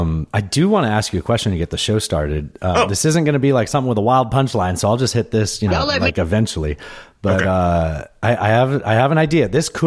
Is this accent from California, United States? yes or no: yes; San Diego, California, United States; also born or lived in Pueblo, United States; I was born in Pueblo. I was raised in San Diego. My dad lived in Colorado up in Denver. So I was there all the time.